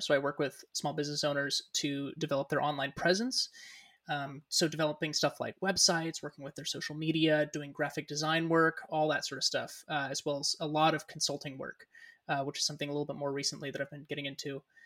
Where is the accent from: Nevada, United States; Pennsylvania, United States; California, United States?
California, United States; Newcastle; born and raised in Northern California, um, what we would kind of consider the greater Sacramento area. Although I was I was born and raised uh, further north than that, a small town called Newcastle, California